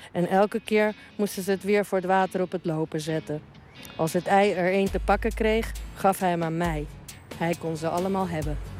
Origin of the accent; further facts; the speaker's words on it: Uruguay; now in Amsterdam, Netherlands; Ik kom uit Uruguay en ik woon in Nederland al heel lang